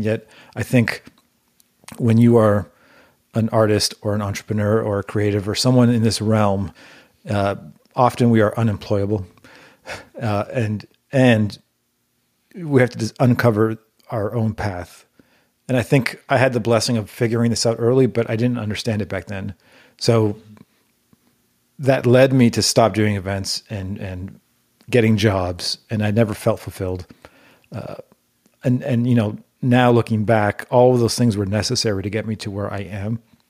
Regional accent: Toronto, Ontario, Canada; And we actually created a network of promoters in high schools across Toronto, which is the city I grew up in Canada.

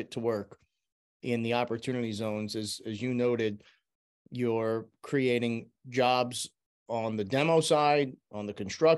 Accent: New York, United States; in my hometown

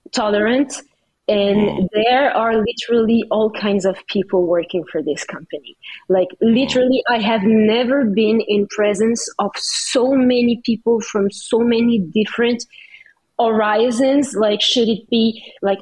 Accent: Paris, Île-de-France, France; now in Canada; I was born in Paris

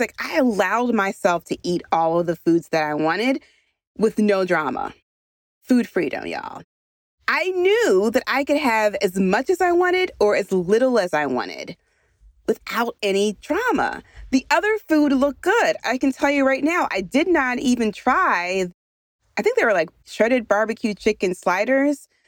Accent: Philadelphia, Pennsylvania, United States; I'm from Philadelphia

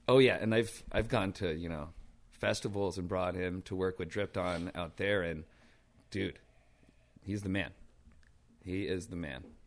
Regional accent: New York City, New York, United States; I grew up in, uh, Brooklyn Heights in downtown Brooklyn

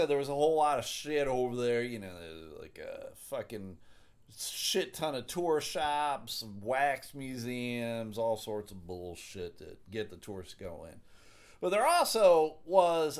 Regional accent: Buffalo, New York, United States; I grew up in Buffalo, New York

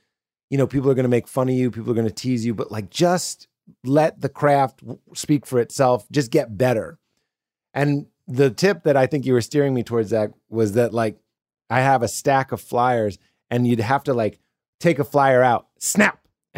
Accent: Chicago, Illinois, United States; I'm from Chicago. I've been doing 3 years. I'm just looking for a home club.

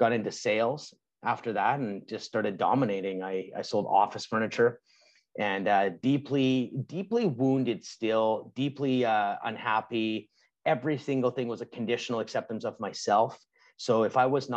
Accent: Canada; I'm Canadian.

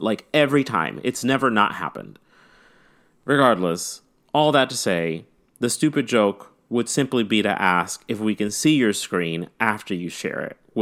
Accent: the South, United States

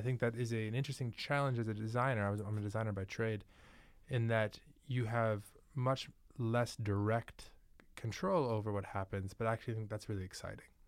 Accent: New York, United States; moved away; also born or lived in Manhattan, New York; I'm actually from New York.

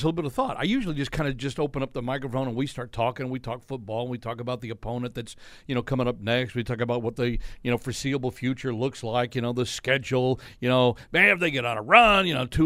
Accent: Texas, United States; Growing up in Texas, you know, where you know famously there's only two sports, football and spring football

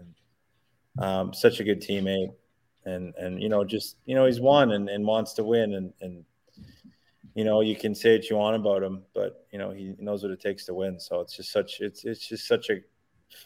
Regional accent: Montreal, Quebec, Canada; moved away as an adult; I'd go home to Montreal

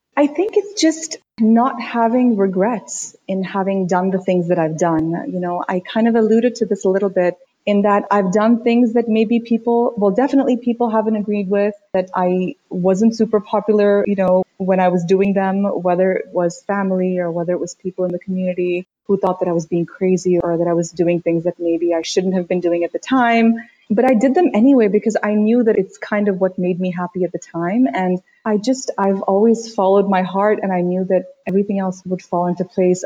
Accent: Washington, District of Columbia, United States; also born or lived in Uttar Pradesh, India; my family moved to the DC area when I was quite young. I spent the next 27 years or so living in DC. I went to school there.

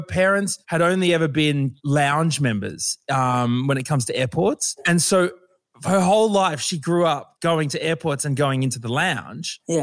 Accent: Brisbane, Queensland, Australia; I'm from Brisbane

